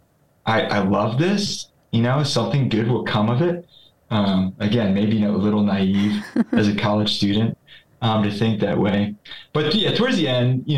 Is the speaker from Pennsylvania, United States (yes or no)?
yes; Philadelphia, Pennsylvania, United States; I'm originally from, since I was 4 years old, I've lived in Philadelphia, Pennsylvania, suburbs of Philadelphia